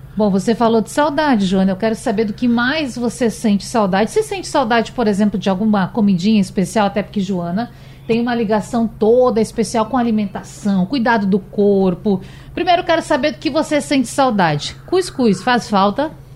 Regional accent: Rio Grande do Sul, Brazil; moved away as an adult; also born or lived in Pernambuco; now in Recife, Brazil; não nasci em Pernambuco, nasci lá no Rio Grande do Sul, mas moro aqui tem quase três anos

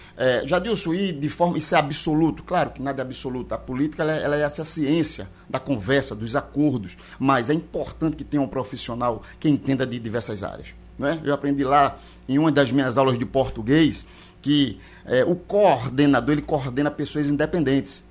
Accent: Pernambuco, Brazil; eu sou pernambucano

